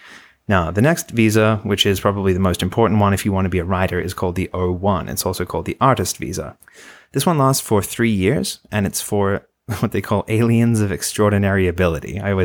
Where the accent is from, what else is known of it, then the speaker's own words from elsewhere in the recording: Australia; Conveniently, I'm also from Australia.